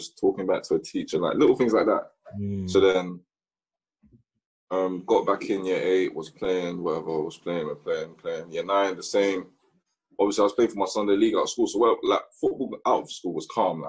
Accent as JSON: {"language": "English", "region": "London", "country": "United Kingdom", "tie": "born or raised there", "also_born_or_lived": "Nigeria"}